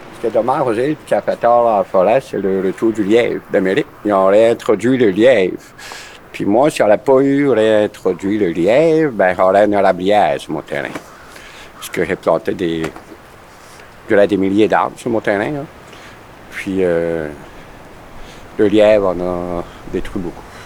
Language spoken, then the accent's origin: French; Îles-de-la-Madeleine, Quebec, Canada; c'est chez nous, au Petit-Bois. Euh, quand j'étais petit, c'était un champ